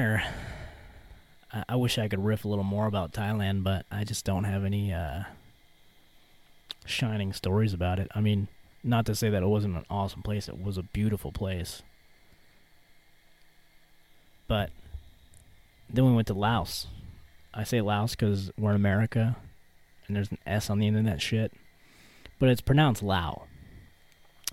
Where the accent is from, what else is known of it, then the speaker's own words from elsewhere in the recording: Louisiana, United States; moved away; I'm from Louisiana.